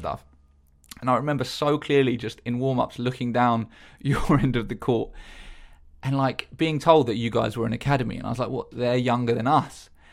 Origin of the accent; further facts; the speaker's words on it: Eastbourne, South East England, United Kingdom; in Eastbourne growing up, um, we used to play on the seafront basketball courts